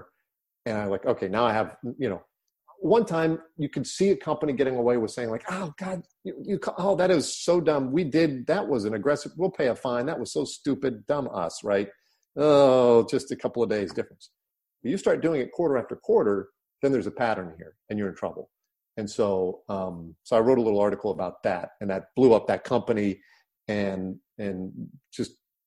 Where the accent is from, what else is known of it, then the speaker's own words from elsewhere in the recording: Nebraska, United States; moved away; also born or lived in California; growing up in Nebraska